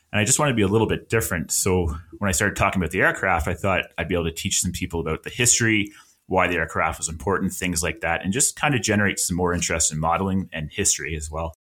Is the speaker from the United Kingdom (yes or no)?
no; Halifax, Nova Scotia, Canada; moved away as an adult; now in Alberta, Canada; I'm from Halifax, Nova Scotia, which is on the East Coast of Canada. That's where I spent most of my life. And I've moved to Alberta